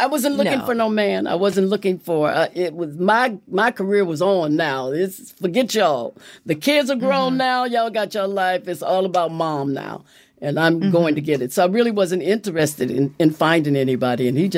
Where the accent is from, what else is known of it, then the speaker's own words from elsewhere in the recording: Los Angeles, California, United States; moved away as an adult; now in Rockland County, New York, United States; I was born and raised in Los Angeles.